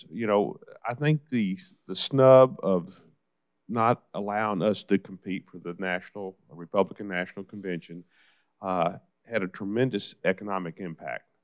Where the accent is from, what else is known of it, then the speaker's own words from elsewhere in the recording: Nashville, Tennessee, United States; I was born and raised in Nashville. I'm a native son of Nashville.